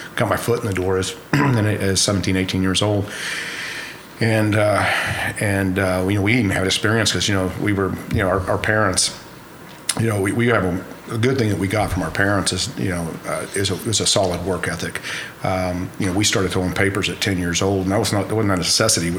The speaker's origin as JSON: {"language": "English", "town": "Enid", "region": "Oklahoma", "country": "United States", "tie": "born or raised there", "also_born_or_lived": "Ponca City, Oklahoma", "first_language": "sign language", "second_language": "English", "said": "we grew up in Enid uh, probably since we were about two years old."}